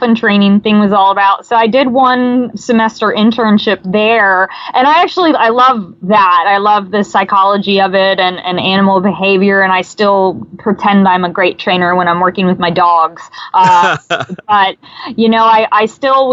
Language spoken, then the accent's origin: English; Maryland, United States; I grew up in Maryland and grew up going to National Aquarium in Baltimore